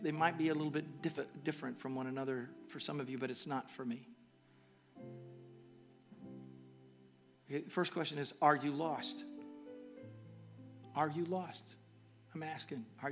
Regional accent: Ohio, United States; also born or lived in Kentucky; I was born in Kentucky. I was raised in Ohio, but my home is with Jesus

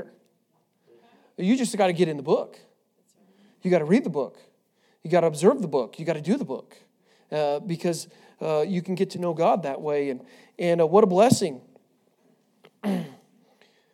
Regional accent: Washington, United States; I'm from Washington

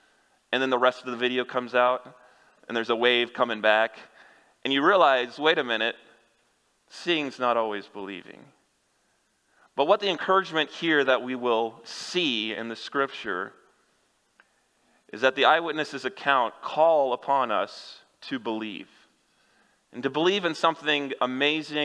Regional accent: Kansas, United States; moved away; I'm from Kansas

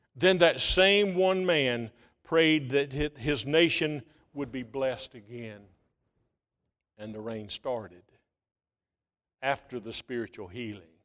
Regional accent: United States; back in nineteen seventy-five, I was graduating from Bryan County High School.

